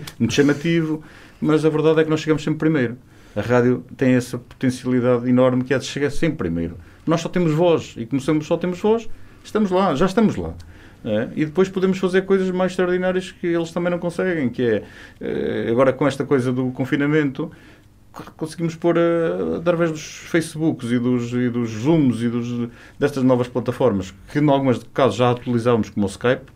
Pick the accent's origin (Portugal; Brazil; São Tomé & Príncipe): Portugal; Chaves, Norte; moved away; also born or lived in Vila Real; Chaves é... É minha terra.